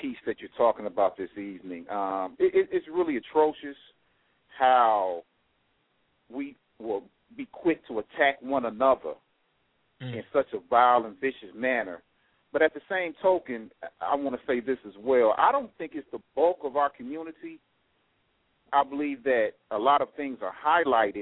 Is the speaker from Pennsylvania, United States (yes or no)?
no; Chicago, Illinois, United States; I am from Chicago, and I did listen to his show on WVON AM 1690